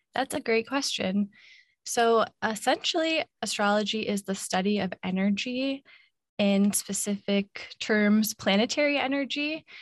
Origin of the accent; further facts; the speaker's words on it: Minnesota, United States; moved away as an adult; now in Hawaii, United States; I grew up in Minnesota where it's always really cold in the winter